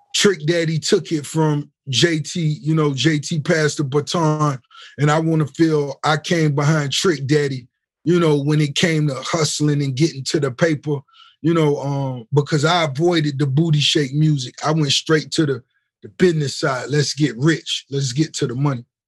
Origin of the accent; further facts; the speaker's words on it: Miami, Florida, United States; the hip hop scene in Miami, you know, when I was a youngster